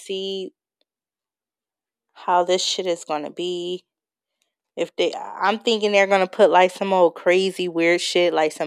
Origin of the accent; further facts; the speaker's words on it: Bay Area, California, United States; I am from California. I'm from the Bay Area